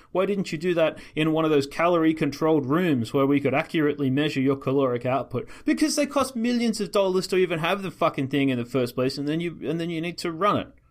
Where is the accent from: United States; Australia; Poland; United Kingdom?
Australia; I'm Australian